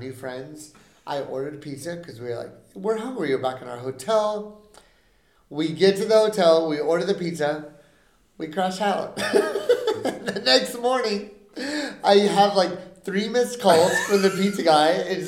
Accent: San Antonio, Texas, United States; We're from San Antonio

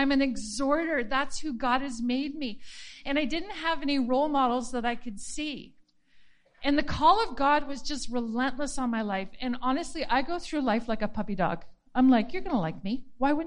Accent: Penticton, British Columbia, Canada; I was raised in Penticton at Bethel Church

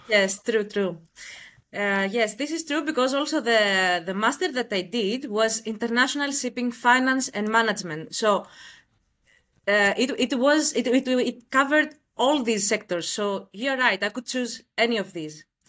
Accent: Greece; moved away as an adult; now in Dubai, United Arab Emirates; I am from Greece, and I relocated to Dubai one year back

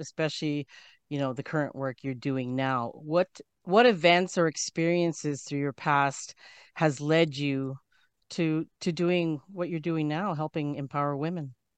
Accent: Canada; I'm from Canada.

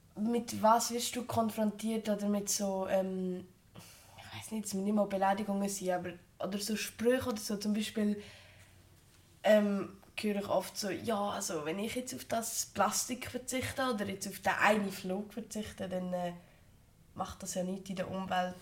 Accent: Switzerland; bei uns in der Schweiz

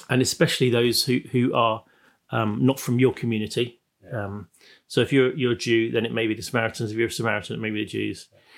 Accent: Plymouth, South West England, United Kingdom; I come from Plymouth

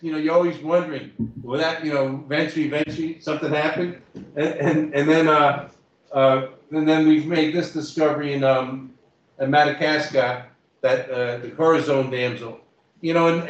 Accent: New York, United States; moved away; also born or lived in Toronto, Canada / Guelph, Canada; I'm just from the Bronx

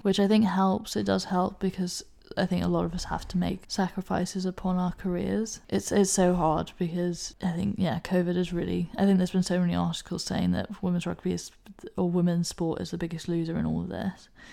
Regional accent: Hong Kong; accent: English; moved away; also born or lived in United Kingdom; Hong Kong is where I grew up. Hong Kong is my home.

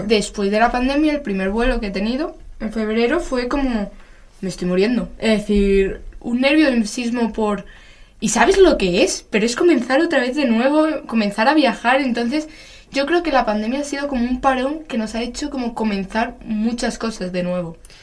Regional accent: Madrid, Community of Madrid, Spain; somos de Madrid

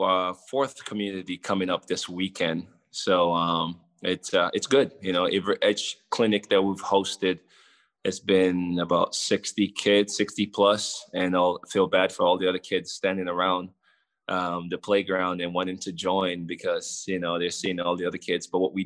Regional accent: Los Angeles, California, United States; also born or lived in Kenema, Sierra Leone; I come from a little 150,000 people town of Kenema in Sierra Leone, and moving to America, growing up in Los Angeles, you know, it's just ridiculous.

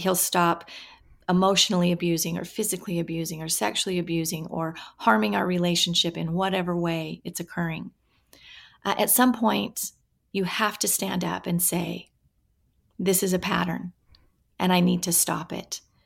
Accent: Washington, United States; I grew up in Washington State, kind of in, on a farm, really, and, uh, in the middle of orchards

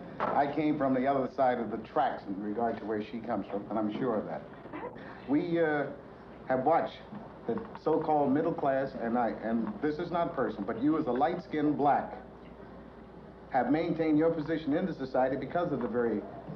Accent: Philadelphia, Pennsylvania, United States; I was born in South Philadelphia where we knew we weren't going to get anywhere at all.

